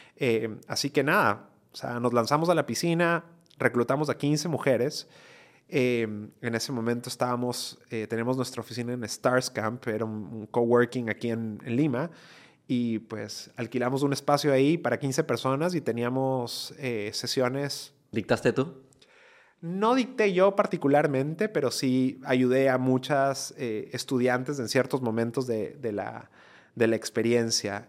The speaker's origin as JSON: {"language": "Spanish", "country": "Ecuador", "also_born_or_lived": "United States", "moved": "as an adult", "said": "migré de Ecuador, yo soy ecuatoriano, eh, esto lo hice cuando estaba en la universidad en Ecuador"}